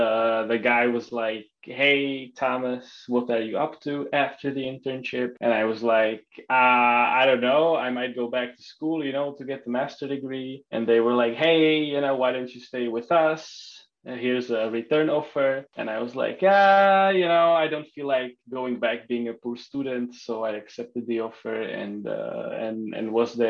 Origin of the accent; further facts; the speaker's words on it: Czechia; moved away as an adult; also born or lived in Luxembourg; now in United States; I was born and raised in Czech Republic, the tiny country in Europe. To an American father and a Czech mother.